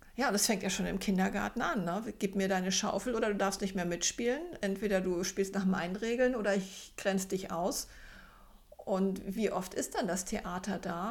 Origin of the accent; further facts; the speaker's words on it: Zonenrandgebiet, Germany; moved away; Ich komme ja aus dem Zonenrandgebiet